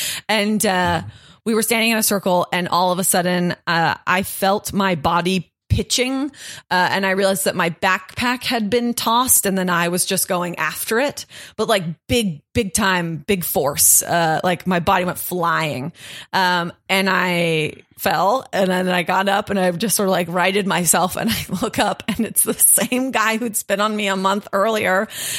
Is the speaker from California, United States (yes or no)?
yes; California, United States; I would tell people if they'd ask if I was American, I would say I'm from California, and that kind of smoothed it out a little bit.